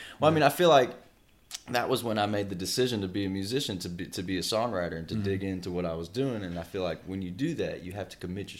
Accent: Shreveport, Louisiana, United States; also born or lived in Anchorage / Alabama / Ohio / Kansas; now in Nashville, United States; So I claim Shreveport, Louisiana as my hometown. I've mm-hmm. been there. I was there from 99 until about 2017 when we moved here mm-hmm. To Nashville. Before that, I was born in Anchorage, Alaska.

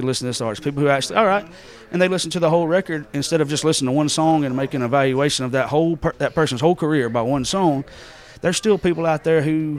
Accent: the South, United States; we was raised in the South

